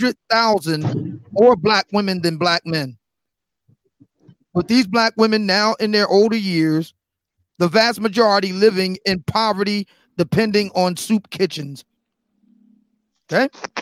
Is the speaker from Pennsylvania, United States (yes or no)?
yes; Philadelphia, Pennsylvania, United States; here in my hometown, Philly